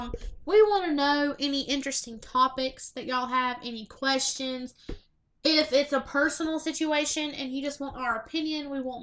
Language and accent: English; Southern, United States; accent: Southern; we are so Southern.